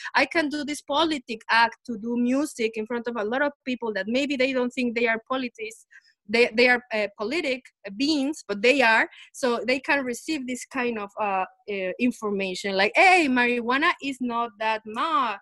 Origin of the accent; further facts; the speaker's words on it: Puebla, Mexico; moved away as an adult; now in New York City, United States; I'm from Mexico, Puebla, and I was I'm I'm I'm, I'm a stepdaughter of the Bronx now